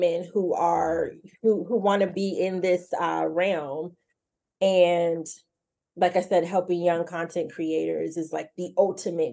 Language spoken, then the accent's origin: English; Jacksonville, Florida, United States; moved away as an adult; now in Washington, D.C. area, United States; I was born and raised in Jacksonville